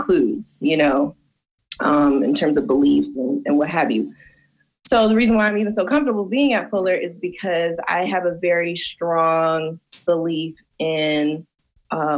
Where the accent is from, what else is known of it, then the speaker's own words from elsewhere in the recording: Detroit, Michigan, United States; first language Spanish; English is a second language; born and raised in Detroit